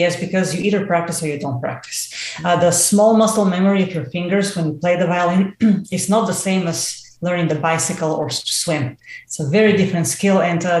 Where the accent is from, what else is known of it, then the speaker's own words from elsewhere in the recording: Bulgaria; English is a second language; I had no science base whatsoever, let alone in English, because I'm Bulgarian. I mean, obviously my accent, I haven't been able to overcome that to save my life.